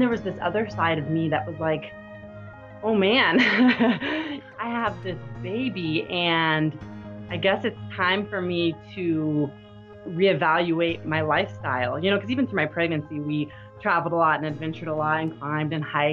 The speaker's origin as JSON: {"language": "English", "region": "Midwest", "country": "United States", "tie": "born or raised there", "moved": "yes", "lives_now": "Utah, United States", "said": "I grew up in the Midwest"}